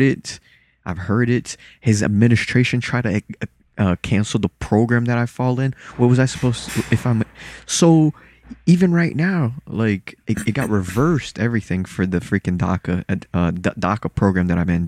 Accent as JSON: {"language": "English", "town": "Lauderhill", "region": "Florida", "country": "United States", "tie": "born or raised there", "also_born_or_lived": "Salvador, Bahia, Brazil", "second_language": "English", "said": "I was born there and then raised in a black city over here as well, in Lauderhill."}